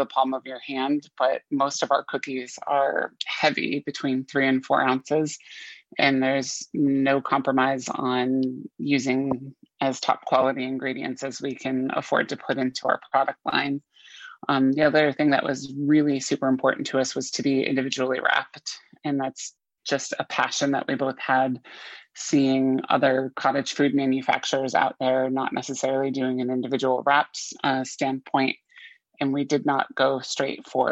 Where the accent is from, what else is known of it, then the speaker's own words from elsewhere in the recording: Vermont, United States; moved away as an adult; now in Tampa Bay, United States; we both grew up in the New England area. I'm originally from Vermont State